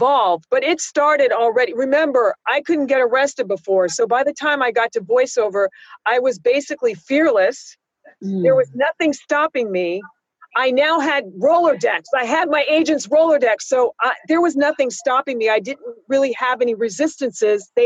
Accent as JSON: {"language": "English", "town": "San Francisco", "region": "California", "country": "United States", "tie": "born or raised there", "also_born_or_lived": "New York", "moved": "yes", "said": "I used to be on a kid show where I grew up in San Francisco"}